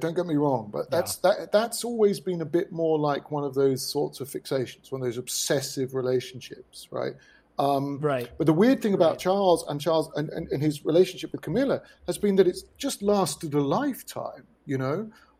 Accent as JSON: {"language": "English", "country": "United Kingdom", "also_born_or_lived": "London", "moved": "as an adult", "lives_now": "Buenos Aires, Argentina"}